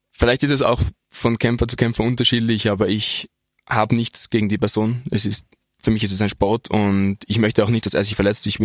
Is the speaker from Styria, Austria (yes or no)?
no; Innsbruck, Tyrol, Austria; also es war für mich auch sehr, als Innsbrucker, ein großer Moment, in der Dogana zu kämpfen